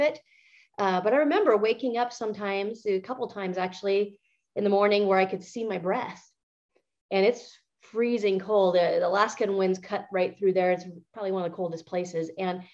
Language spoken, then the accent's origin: English; northeastern Montana, United States; also born or lived in California; I was born in California, actually. My parents grew up in California, and they had a very, very rough upbringing. Their parents were alcoholics and very, very abusive. And so when I was born, they decided to move out of the state, kind of just like everybody else, looking for a better quality of life. And they moved to Montana in the middle of nowhere, northeastern Montana